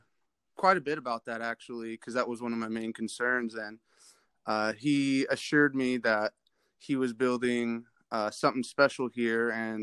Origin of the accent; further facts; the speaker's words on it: Glenwood, Iowa, United States; moved away as an adult; now in Oklahoma, United States; I grew up in a little town called Glenwood, Iowa, southwest. About 20 minutes from Council Bluffs, one of the bigger towns in Iowa.